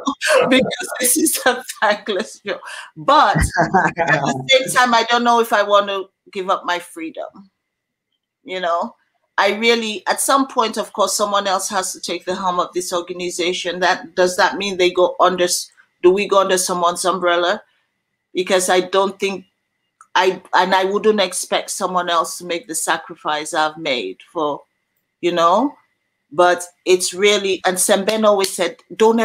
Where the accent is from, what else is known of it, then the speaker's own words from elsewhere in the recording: Sierra Leone; my region in Sierra Leone